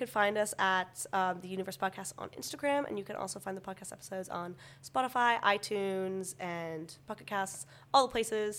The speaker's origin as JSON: {"language": "English", "country": "United States", "moved": "yes", "lives_now": "York, United Kingdom"}